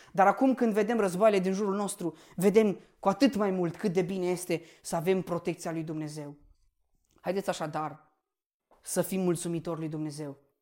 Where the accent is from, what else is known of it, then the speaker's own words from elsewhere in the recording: Romania; noi ca și români suntem binecuvântați